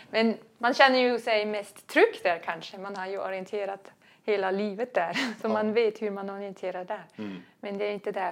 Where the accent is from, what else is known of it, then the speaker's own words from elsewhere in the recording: Switzerland; det hemma i Schweiz ja.